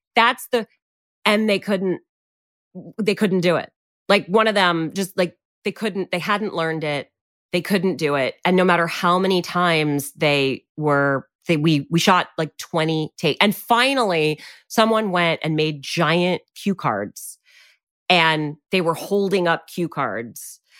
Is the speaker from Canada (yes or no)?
yes; Canada; I'm Canadian and I was in Canada already